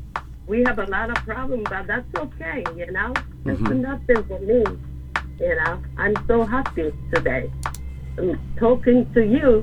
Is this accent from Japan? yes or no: yes; Yamagata, Japan; English is a second language; moved away as an adult; now in United States; I was born in Yamanata.